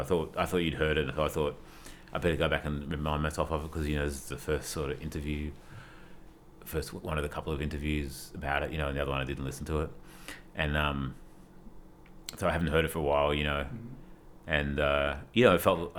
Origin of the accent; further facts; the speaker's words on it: Australia; I'm from Australia